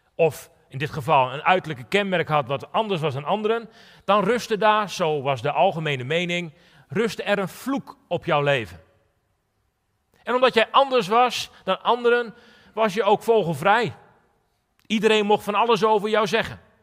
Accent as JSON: {"language": "Dutch", "country": "Netherlands", "tie": "born or raised there", "moved": "yes", "lives_now": "Drachten, Netherlands", "said": "mijn verhaal is begonnen in een onbeduidend dorpje in Nederland"}